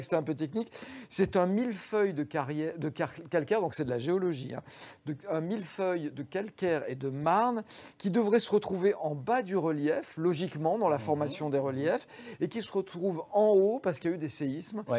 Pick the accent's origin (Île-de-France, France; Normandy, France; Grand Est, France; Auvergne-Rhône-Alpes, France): Auvergne-Rhône-Alpes, France; Drôme; je suis d'origine euh, dromoise